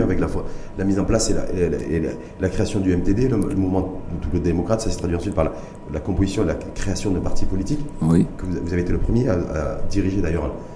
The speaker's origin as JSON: {"language": "French", "country": "Morocco", "said": "chez nous au Maroc"}